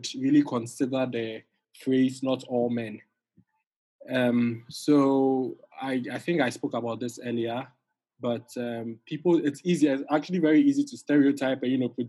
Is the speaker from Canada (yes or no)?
no; Ghana; in Ghana, we have two different perspectives